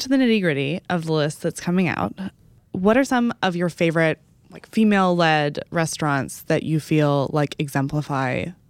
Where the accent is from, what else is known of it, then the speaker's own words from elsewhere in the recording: Dallas, Texas, United States; one place that's from my hometown, because I have seen a million of my friends going here and I have never been able to go the last couple times that I've gone home to Dallas